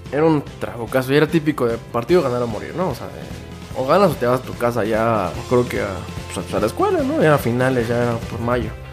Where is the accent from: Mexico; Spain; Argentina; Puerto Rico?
Mexico; como pueblo mexicano